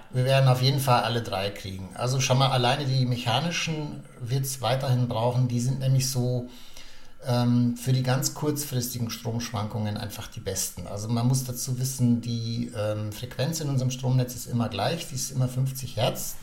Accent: Germany; bei uns in Deutschland

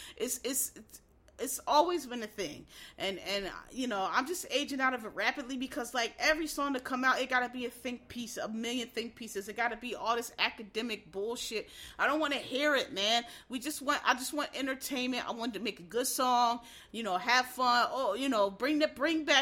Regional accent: Philadelphia, Pennsylvania, United States; I'm from Philadelphia, where it's a lot of gangsters. I went to school with gangsters

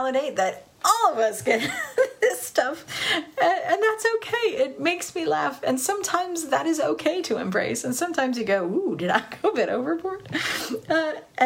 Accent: Southern California, United States; I grew up in Southern California

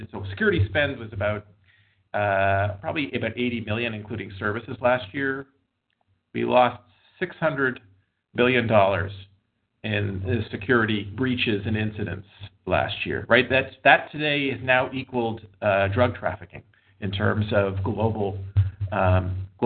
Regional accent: Montreal, Quebec, Canada; also born or lived in Boston / West Coast; now in United States; I grew up in Montreal, moved to Boston.

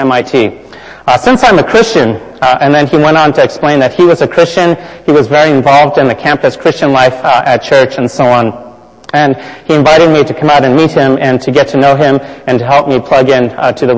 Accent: California, United States; I grew up in California

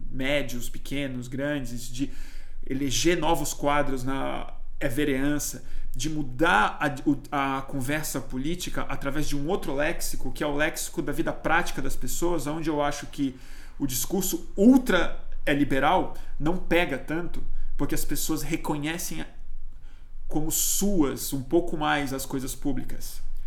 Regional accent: Brazil; eu sou brasileiro, né? Nós somos brasileiros

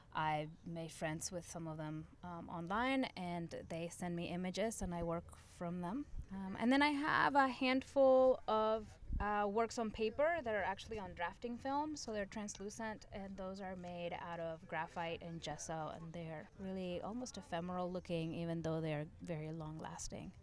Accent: Uruguay; now in Philadelphia, United States; I'm originally from Uruguay.

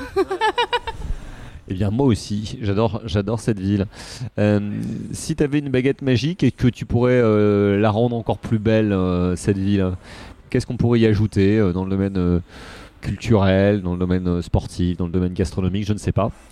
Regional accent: Paris, Île-de-France, France; je suis né à Paris dans le 14e arrondissement

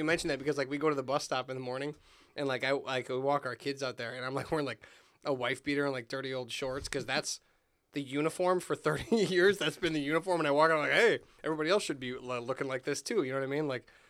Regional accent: Hammond, Indiana, United States; now in Munster, United States; but I grew up in Hammond. I was raised in Hammond. I live in Munster now

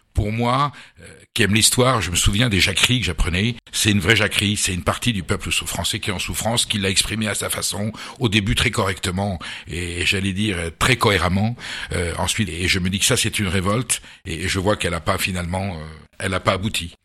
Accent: Basque Country, Nouvelle-Aquitaine, France; also born or lived in Boulogne-Billancourt; je suis basque et on vivait au Pays basque

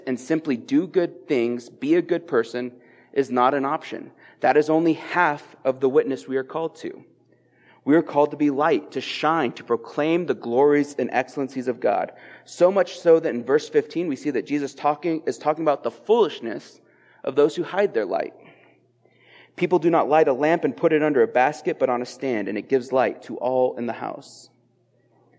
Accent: Eastern Plains, Colorado, United States; I'm coming up from the Eastern Plains, my hometown

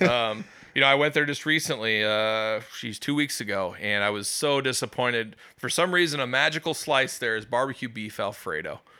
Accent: West Des Moines, Iowa, United States; I grew up in West Des Moines as a kid

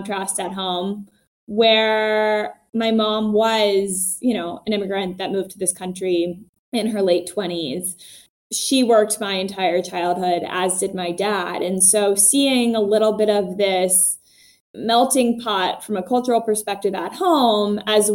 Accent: North Carolina, United States; I grew up in North Carolina

